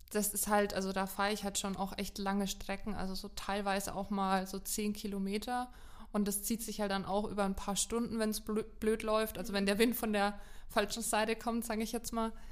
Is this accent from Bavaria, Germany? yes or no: yes; Lower Franconia, Bavaria, Germany; Also ich komme ja aus Unterfranken und das näheste Gewässer bei mir, was eigentlich überall vertreten ist, ist der Main.